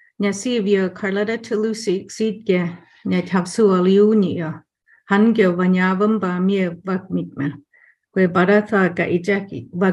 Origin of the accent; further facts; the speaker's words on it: Havasupai tribe, Arizona, United States; I'm from the Havasupai tribe.